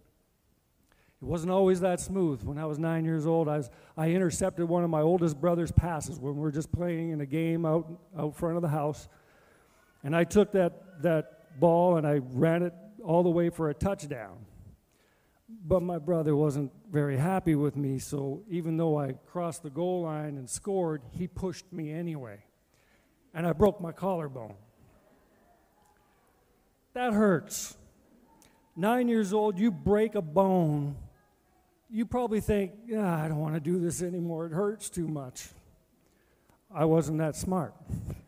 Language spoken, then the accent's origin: English; Manitoba, Canada; also born or lived in Edmonton; I was raised and born in Manitoba